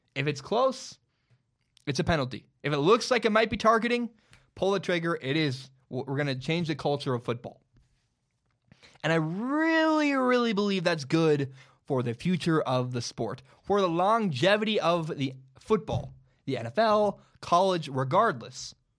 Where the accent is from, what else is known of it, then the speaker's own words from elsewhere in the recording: Portland, Oregon, United States; I'm from Portland